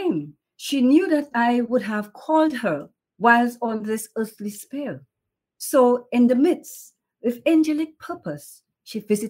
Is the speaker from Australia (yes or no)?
no; Dominica; now in New York, United States; I am from Dominica, West Indies. Grew up in Dominica all through childhood, and then I came to the United States